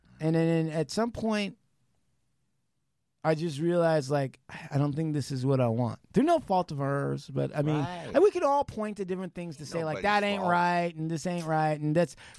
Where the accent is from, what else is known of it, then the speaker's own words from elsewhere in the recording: India; Oh, well, I'm an Indian. We dance around fire, so burn on.